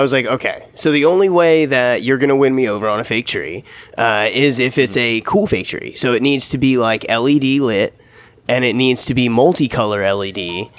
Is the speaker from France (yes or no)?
no; United States; I'm goddamn American.